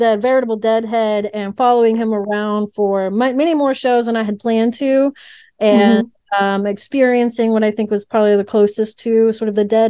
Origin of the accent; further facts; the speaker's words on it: Houston, Texas, United States; I'm from Houston